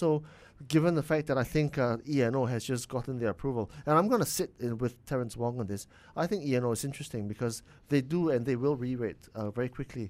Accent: Penang, Malaysia; because Melissa, you and I come from Penang, mm-hmm.

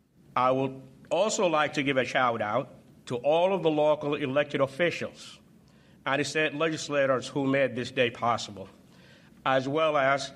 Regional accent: Peoria, Illinois, United States; my hometown of Peoria.

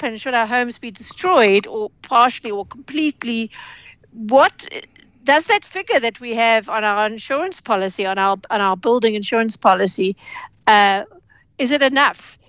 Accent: KwaZulu-Natal, South Africa; moved away; it's my hometown.

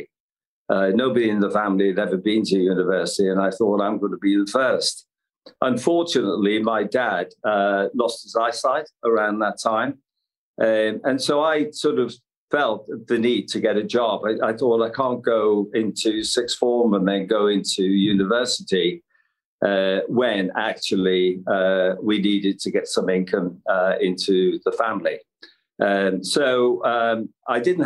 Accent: Liverpool, North West England, United Kingdom; I'm from Liverpool. I suppose described as working class roots. Lived in a terrace house, four children in that three-bedroomed house

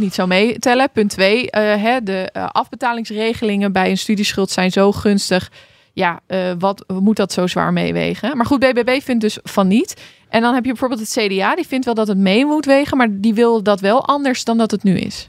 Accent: Hoogeveen, Drenthe, Netherlands; now in Randstad, Netherlands; ik ben dus ooit uit Hoogveen weggegaan

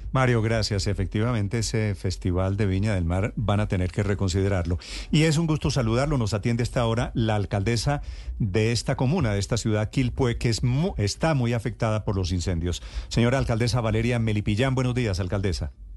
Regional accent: Colombia; vivimos en Colombia

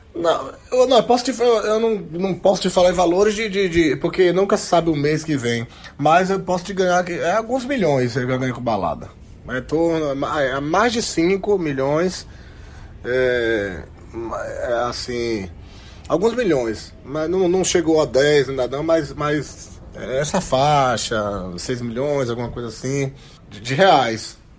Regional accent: Feira de Santana, Bahia, Brazil; aqui na Bahia, na minha terra, Feira de Santana

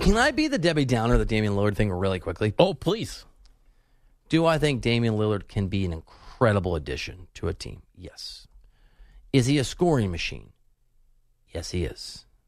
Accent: Iowa, United States; moved away; I look like where I'm from. I look like I'm from Iowa

